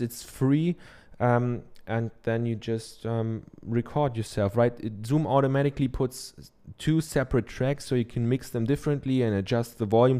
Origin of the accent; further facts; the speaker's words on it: Germany; accent: German; English is a second language; I'm from Germany, I have a German accent